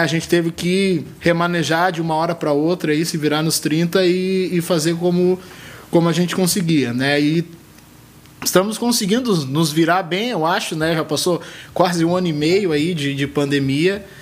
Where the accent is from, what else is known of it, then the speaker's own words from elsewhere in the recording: Rio de Janeiro, Brazil; now in Canoas, Brazil; Sou natural do Rio de Janeiro, mas já estou há algum tempinho aqui